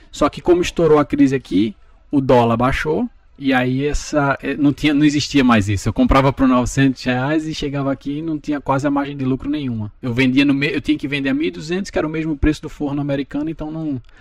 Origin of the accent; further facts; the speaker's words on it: Recife, Pernambuco, Brazil; now in United States; Bom, sou de Recife, né? Tenho 36 anos.